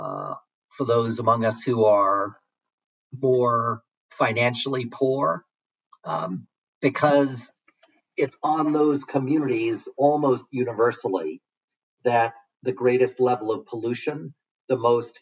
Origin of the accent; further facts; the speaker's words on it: New York City, New York, United States; growing up in New York City